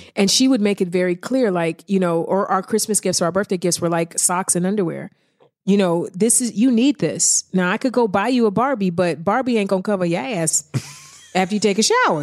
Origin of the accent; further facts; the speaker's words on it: East Cleveland, Ohio, United States; moved away; I'm from East Cleveland. I've been through some things. I've seen some things. So I think when you grow up in the hood